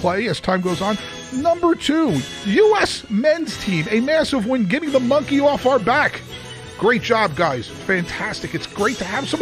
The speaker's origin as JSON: {"language": "English", "region": "New Jersey", "country": "United States", "moved": "yes", "lives_now": "Louisville, United States", "said": "I'm from New Jersey"}